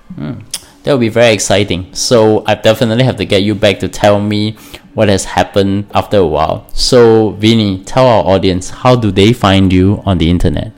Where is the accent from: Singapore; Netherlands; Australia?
Singapore; I'm Singaporean